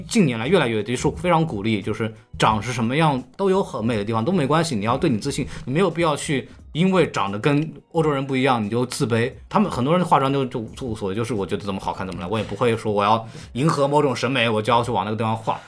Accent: China; now in United States; 我中国人

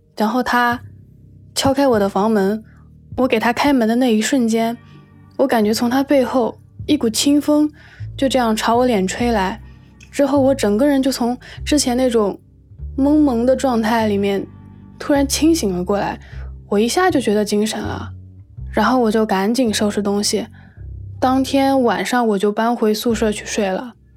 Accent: Shenzhen, Guangdong, China; 今年二十五岁，我来自深圳，现在是一名插画师

